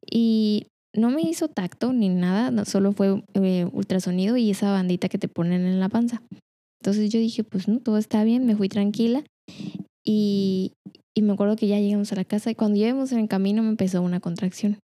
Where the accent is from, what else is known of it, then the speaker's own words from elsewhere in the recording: Culiacán, Sinaloa, Mexico; also born or lived in La Paz; nací en Culiacán, estuve siete años ahí y ahí estuvimos, yo creo que me tocó a mí en, una casa y luego después en La Paz estuvimos como en cinco casas y luego después me vine para acá